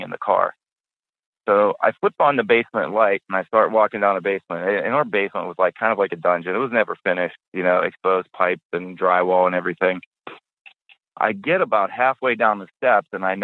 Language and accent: English; just outside of Pittsburgh, Pennsylvania, United States; I grew up just outside of Pittsburgh. About a half hour north of the city.